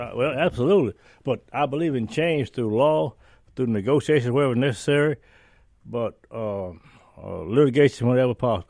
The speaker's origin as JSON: {"language": "English", "region": "northern Indiana", "country": "United States", "tie": "born or raised there", "also_born_or_lived": "Natchez, Mississippi / Chicago", "moved": "yes", "lives_now": "Mississippi, United States", "said": "I grew up in northern Indiana"}